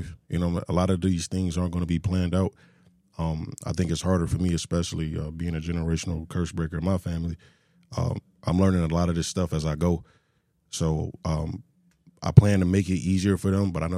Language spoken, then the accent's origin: English; Michigan, United States; now in Texas, United States; I come from Michigan